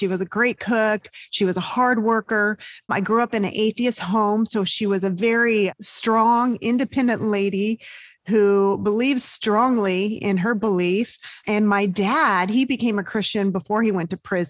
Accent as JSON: {"language": "English", "region": "Southern California", "country": "United States", "tie": "born or raised there", "also_born_or_lived": "Georgia", "moved": "as an adult", "said": "I grew up in Southern California"}